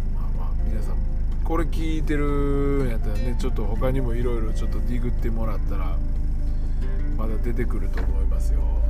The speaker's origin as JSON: {"language": "Japanese", "region": "Nara", "country": "Japan", "tie": "born or raised there", "moved": "yes", "lives_now": "Kizugawa, Japan", "said": "僕はまあ出身奈良やから"}